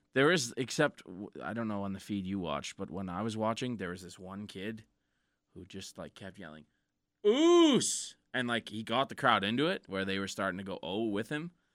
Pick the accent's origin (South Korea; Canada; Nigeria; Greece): Canada; We're from Canada.